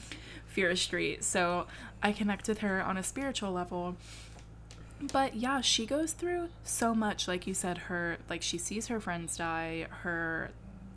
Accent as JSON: {"language": "English", "country": "United States", "said": "I'm an American baby"}